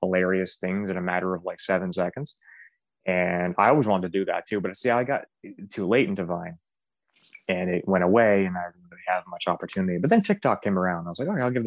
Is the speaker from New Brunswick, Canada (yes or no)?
yes; Blackville, New Brunswick, Canada; I grew up in Blackville, New Brunswick, Canada